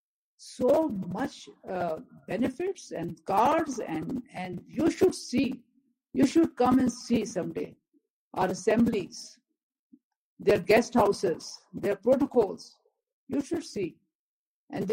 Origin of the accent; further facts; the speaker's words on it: Pakistan; being a Pakistani